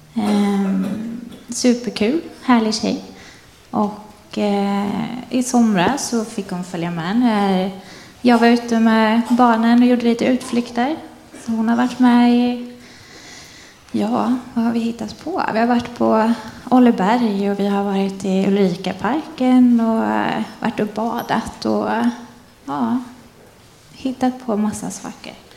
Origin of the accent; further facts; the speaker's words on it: Forsvik, Västra Götaland, Sweden; moved away as an adult; also born or lived in Kalmar / Jönköping; now in Bottnaryd, Sweden; Jag är född och uppvuxen i Forsvik, en liten by som ligger utanför Karlsborg